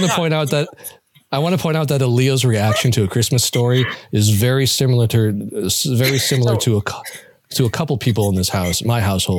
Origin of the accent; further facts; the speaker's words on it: Northeast Ohio, United States; I grew up in Northeast Ohio